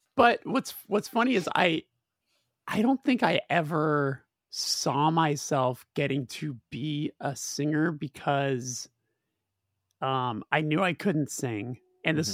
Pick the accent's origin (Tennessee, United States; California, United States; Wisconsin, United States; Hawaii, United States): California, United States; Burbank; being in Burbank, growing up in Burbank, California